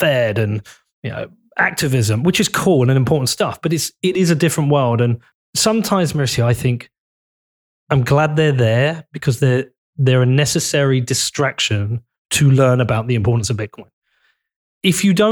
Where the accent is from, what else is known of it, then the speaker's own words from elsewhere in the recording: Bedford, East of England, United Kingdom; my town's really important to me. I'm from Bedford